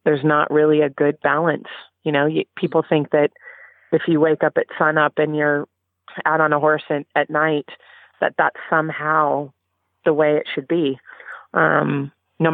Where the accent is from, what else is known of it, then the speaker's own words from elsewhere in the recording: California, United States; I grew up in California